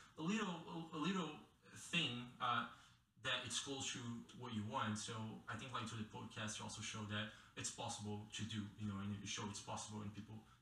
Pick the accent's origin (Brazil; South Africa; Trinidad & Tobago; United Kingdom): Brazil; moved away as an adult; now in Carbondale, United States; I'm from Brazil originally. I've been here in Carbondale and in the US for 5 years now